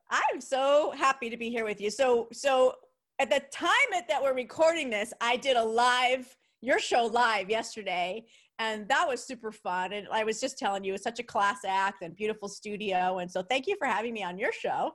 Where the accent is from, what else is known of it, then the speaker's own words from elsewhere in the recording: New York, United States; accent: New York; my New York accent